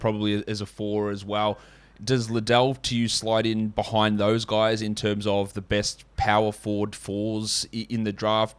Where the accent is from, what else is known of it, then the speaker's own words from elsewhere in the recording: Australia; as an Australian